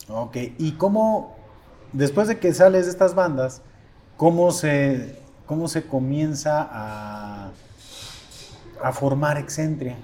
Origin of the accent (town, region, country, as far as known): Mexico